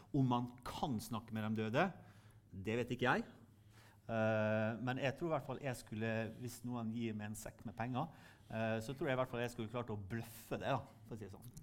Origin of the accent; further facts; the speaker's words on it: Sunnmøre, Møre og Romsdal, Norway; Der jeg kommer fra på Sunnmøre